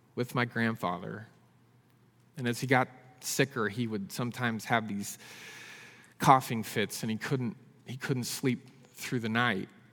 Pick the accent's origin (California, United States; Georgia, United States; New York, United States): California, United States; San Francisco Bay Area; I grew up in the San Francisco Bay Area.